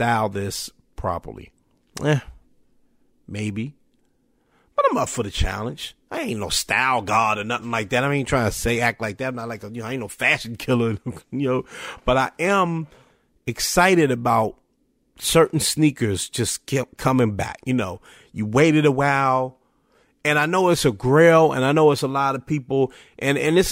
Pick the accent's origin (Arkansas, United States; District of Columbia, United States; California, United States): District of Columbia, United States; Washington; I'm from Washington, DC